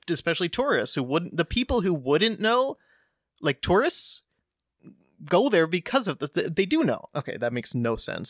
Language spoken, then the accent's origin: English; United States; moved away; growing up in the States